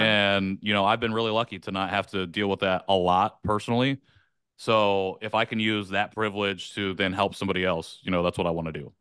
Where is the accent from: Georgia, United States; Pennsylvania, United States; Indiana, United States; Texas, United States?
Indiana, United States; rural; also born or lived in South Korea; I was adopted from South Korea in nineteen ninety to a white family in rural Indiana, very small town. Grew up there